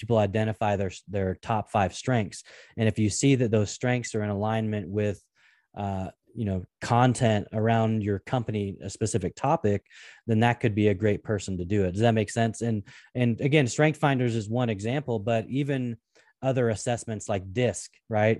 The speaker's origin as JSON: {"language": "English", "town": "Portland", "region": "Oregon", "country": "United States", "tie": "born or raised there", "said": "I grew up in the Pacific Northwest in Portland, Oregon"}